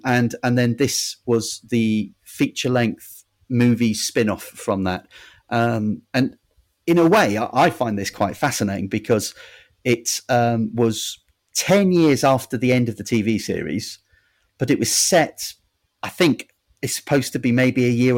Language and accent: English; Devon, South West England, United Kingdom; See, I'm from Devon